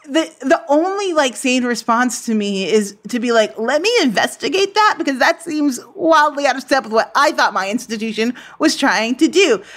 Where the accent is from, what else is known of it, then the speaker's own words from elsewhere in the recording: United States; being an American